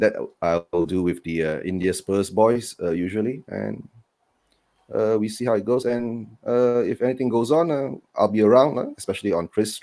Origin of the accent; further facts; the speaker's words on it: Malaysia; I'm from Malaysia